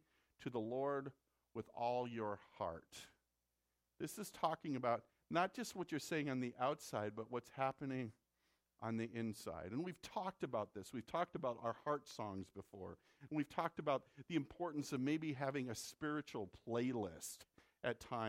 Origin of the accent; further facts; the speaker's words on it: Midwest, United States; accent: Midwest; moved away; they know I'm from the Midwest because of some of the lilt in my voice